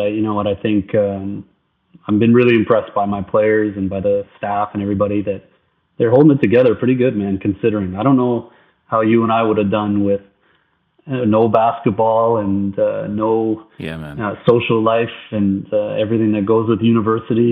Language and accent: English; Ottawa, Ontario, Canada; I grew up here in Ottawa